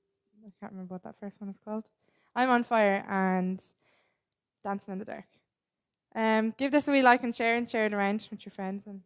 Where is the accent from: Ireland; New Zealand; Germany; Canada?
Ireland; Manorhamilton, Connacht; I'm from Manorhampton, Leitrim